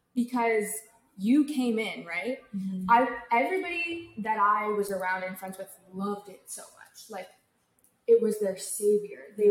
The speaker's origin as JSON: {"language": "English", "region": "California", "country": "United States", "said": "I'm from California"}